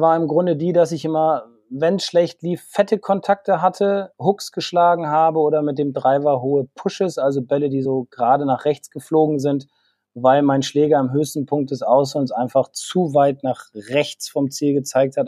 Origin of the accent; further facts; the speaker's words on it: Bremen, Germany; also born or lived in Flesensee / Sieke; Ich bin gebürtiger Bremer